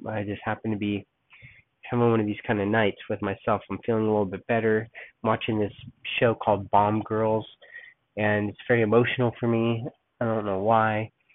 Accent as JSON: {"language": "English", "town": "Los Angeles", "region": "California", "country": "United States", "tie": "born or raised there", "also_born_or_lived": "San Diego, California / Oakland, California / Berkeley, California", "moved": "as an adult", "lives_now": "Texas, United States", "said": "I was born and raised in Los Angeles until I was about 13. We moved down to San Diego"}